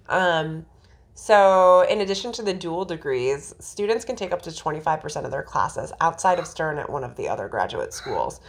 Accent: New Jersey, United States; the jersey in me

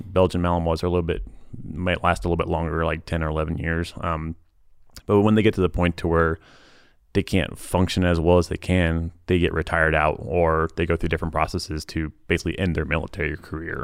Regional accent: Lee's Summit, Missouri, United States; moved away as an adult; also born or lived in Texas / California; now in Utah, United States; my hometown, Fleece Summit, Missouri

